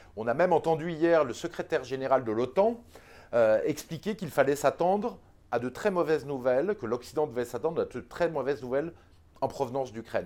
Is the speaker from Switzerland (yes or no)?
no; France; en tant que Français